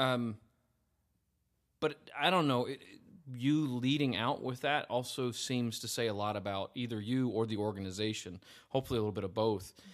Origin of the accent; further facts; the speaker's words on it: United States; I just remember being an American living over there